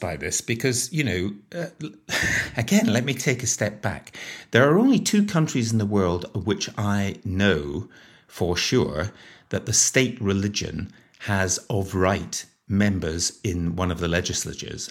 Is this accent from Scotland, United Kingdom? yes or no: yes; Scotland, United Kingdom; moved away; also born or lived in Northern Ireland; I'm Scottish, And I spent a lot of time living in Northern Ireland